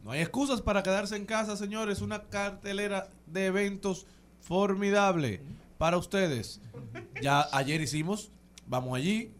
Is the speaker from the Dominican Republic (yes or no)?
yes; Dominican Republic; como dominicanos